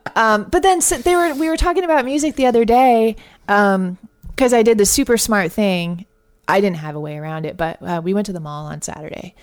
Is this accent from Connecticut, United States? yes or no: yes; Connecticut, United States; moved away as an adult; also born or lived in Boston; now in Austin, United States; I grew up in Connecticut and Boston